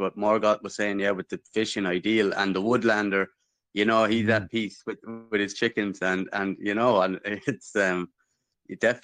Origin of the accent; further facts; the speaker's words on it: Midlands, Ireland; Southern Irish. I'm from the Midlands. I grew up pretty well. I was in the town, but we're rural.